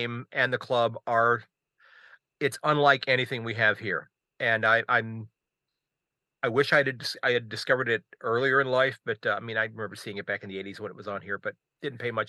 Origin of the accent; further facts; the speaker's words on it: United States; as an American fan